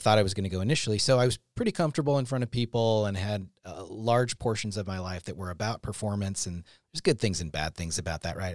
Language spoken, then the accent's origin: English; Seattle, Washington, United States; we were in Seattle